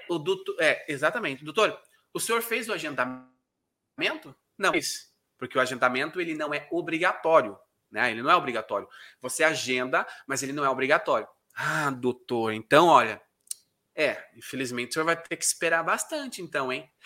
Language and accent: Portuguese; South Region, Brazil; accent: southern; also born or lived in Curitiba, Brazil; eu moro na cidade de Curitiba. Me, a, talvez até o meu sotaque me denuncie, né? Por ser aqui do sul